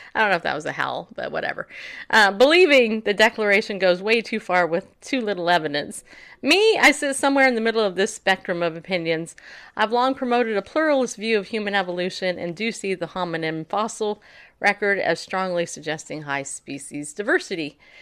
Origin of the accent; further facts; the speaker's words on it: Northeast, United States; I'm from the Southeast. No, Northeast.